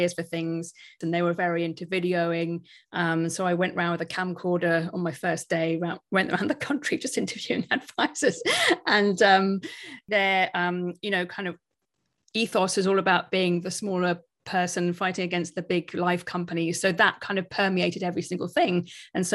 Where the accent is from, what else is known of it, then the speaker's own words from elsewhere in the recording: United Kingdom; we're all British